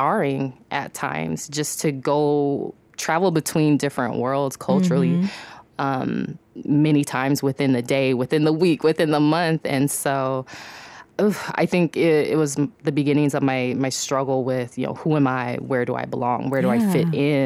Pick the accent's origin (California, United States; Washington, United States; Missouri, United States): Washington, United States; Seattle; Born and raised in Seattle.